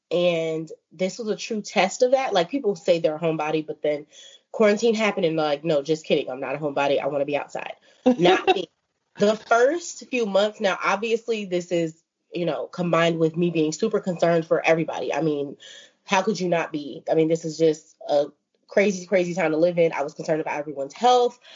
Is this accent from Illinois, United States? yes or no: yes; Chicago, Illinois, United States; I'm from Chicago